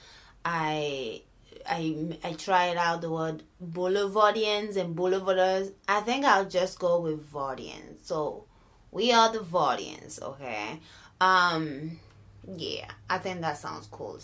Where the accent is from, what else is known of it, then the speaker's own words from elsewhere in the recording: Benin; moved away; born and raised in Benin